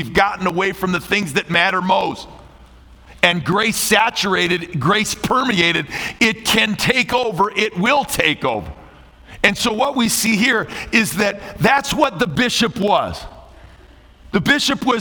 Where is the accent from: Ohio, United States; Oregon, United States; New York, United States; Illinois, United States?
Illinois, United States; Chicago; I'm from Chicago